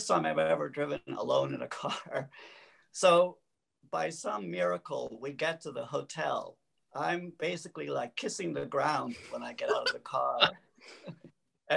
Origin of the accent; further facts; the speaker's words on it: New York City, New York, United States; I'm from New York City.